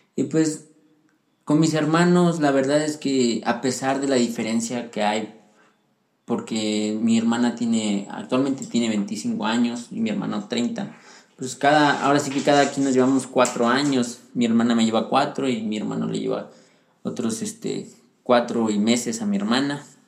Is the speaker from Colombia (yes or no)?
no; Pachuca, Hidalgo, Mexico; also born or lived in Puebla; cuando yo crecí en Pachuca Hidalgo